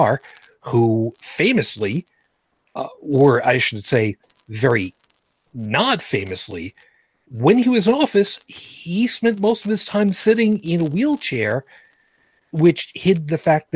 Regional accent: New York City, New York, United States; my hometown of Brooklyn

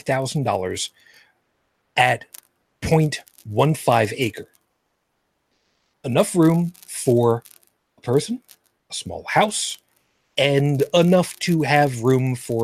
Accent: Long Island, New York, United States; where I grew up on Long Island, we had a third of an acre

